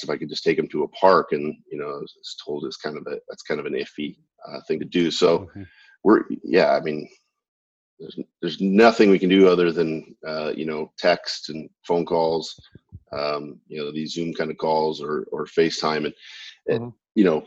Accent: Elgin, Illinois, United States; moved away; Grew up outside Chicago, Elgin, Illinois

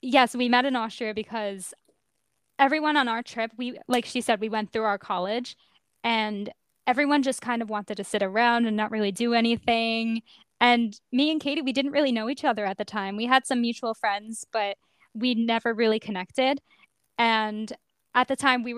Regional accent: Long Island, New York, United States; I was born and raised on Long Island, New York

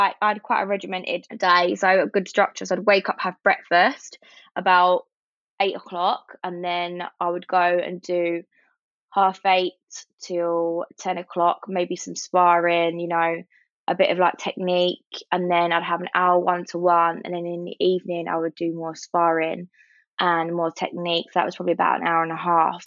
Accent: London, United Kingdom; also born or lived in Sydney; I think I'm such a Londoner. I didn't realise how much of a Londoner I was.

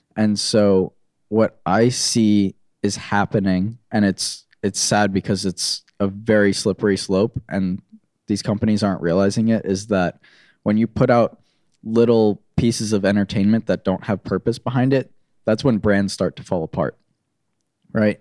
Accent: Florida, United States; born or raised there; moved away as an adult; also born or lived in New York / North Carolina; now in Orange County, California, United States

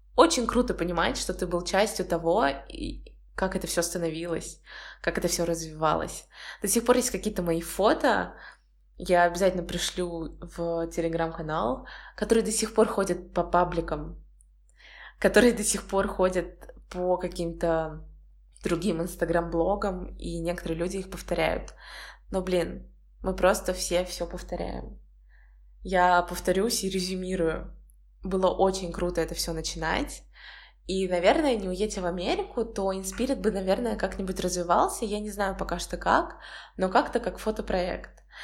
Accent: Volgograd, Volgograd Oblast, Russia; moved away as an adult; also born or lived in United States; now in Saint Petersburg, Russia; Волгоград — это мой родной город

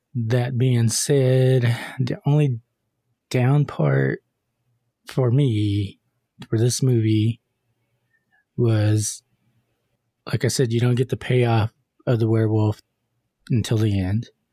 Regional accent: Texas, United States; We're from Texas

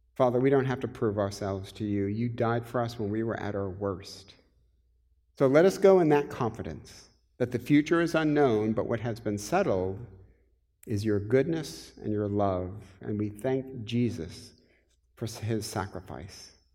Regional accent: Michigan, United States; I'm from Michigan

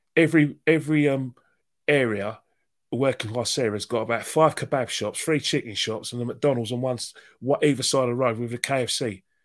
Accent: London, United Kingdom; growing up in North London

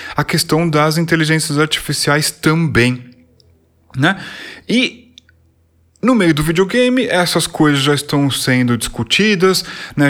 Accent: São Paulo, Brazil; born or raised there

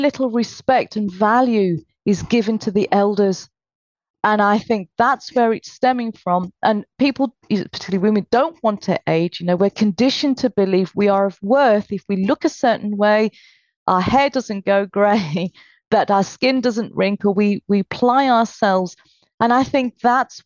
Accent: United Kingdom; I was born in Britain, although my parents were from Calcutta.

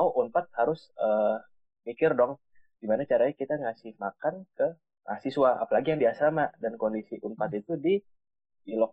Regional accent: South Tangerang, Banten, Indonesia; Tangerang Selatan.

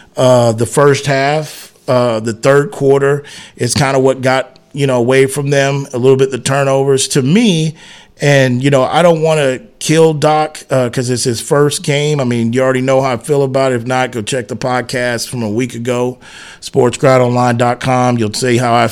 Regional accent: San Antonio, Texas, United States; my hometown, me being a Spurs fan

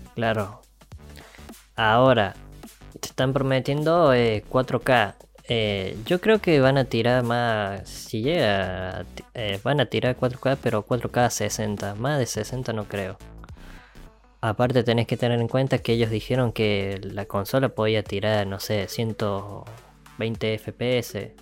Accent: Argentina; estamos en un país que es una cagada como Argentina

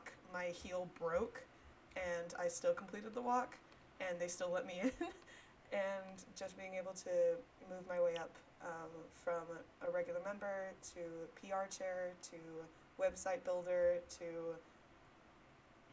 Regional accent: Smyrna, Georgia, United States; now in Alpharetta, United States; I am originally from Smyrna, Georgia

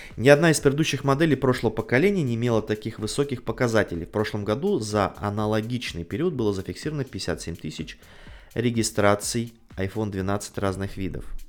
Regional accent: Saint Petersburg, Russia; жители моего родного города Санкт-Петербурга

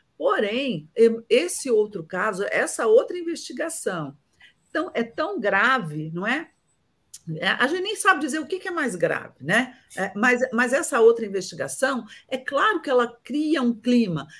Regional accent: Brazil

